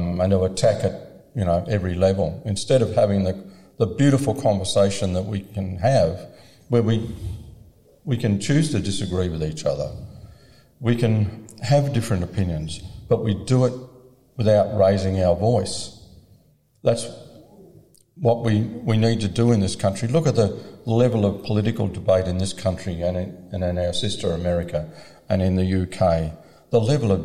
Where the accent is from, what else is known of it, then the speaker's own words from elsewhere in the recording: Victoria, Australia; I'm from Victoria